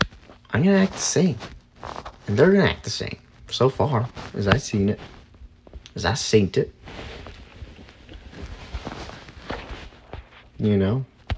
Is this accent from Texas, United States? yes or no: no; Scranton, Pennsylvania, United States; they're supposed to be best friends with my sister growing up in Scranton, PA.